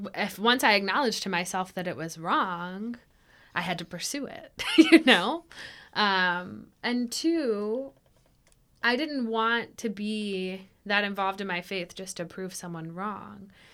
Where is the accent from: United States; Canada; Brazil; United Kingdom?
United States; Ashland City, Tennessee; also born or lived in Nashville / Clarksville; I was born in Nashville and I grew up um, outside of Nashville near Ashland City in Cheatham County